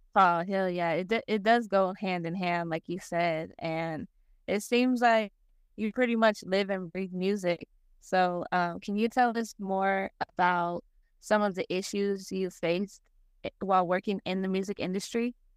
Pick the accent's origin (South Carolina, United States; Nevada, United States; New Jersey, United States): Nevada, United States; Las Vegas; moved away as an adult; also born or lived in Denver, Colorado; now in Arkansas, United States; I was born and raised in Las Vegas. I lived there for twenty-one years